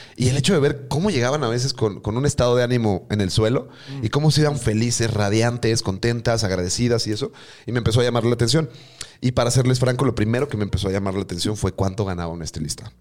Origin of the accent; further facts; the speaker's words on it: Mexico City, Mexico; accent: chilango; moved away as an adult; now in Mérida, Mexico; con mi acento chilango